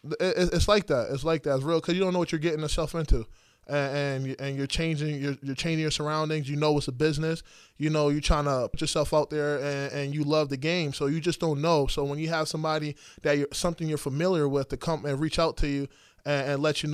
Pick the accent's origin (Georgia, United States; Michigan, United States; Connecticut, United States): Connecticut, United States; Oh, man, Connecticut, it's different. It's different. Some people don't understand Connecticut.